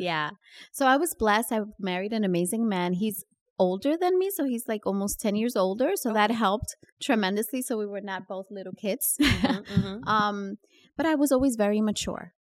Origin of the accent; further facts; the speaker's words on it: New York, United States; also born or lived in Dominican Republic / Queens, New York; growing up in New York and Washington Heights